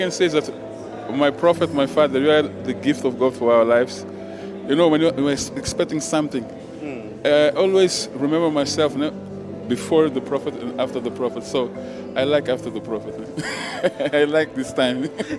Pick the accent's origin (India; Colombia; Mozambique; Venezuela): Mozambique; I'm coming from Mozambique.